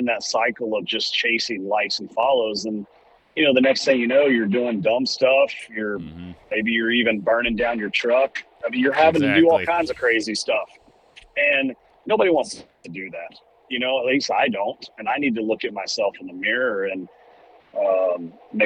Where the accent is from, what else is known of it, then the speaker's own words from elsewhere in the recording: Central Kentucky, United States; growing up in Central Kentucky, my dad was a successful business owner